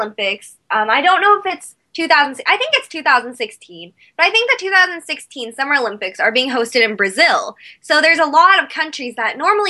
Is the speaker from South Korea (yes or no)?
yes; South Korea; Yeah, I'm actually from South Korea, so I know there's a lot of excitement about that.